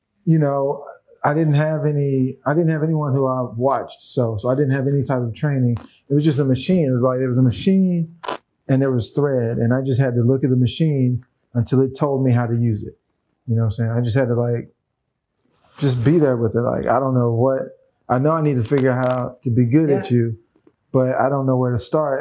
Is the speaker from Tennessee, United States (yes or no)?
yes; Memphis, Tennessee, United States; now in California, United States; I'm from Memphis. M-Town